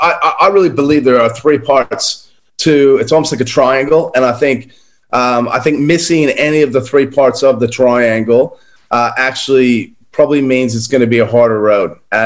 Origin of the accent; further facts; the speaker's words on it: United States; now in Australia; But I'm originally American. I don't know where my accent is, Charles. I think it's old.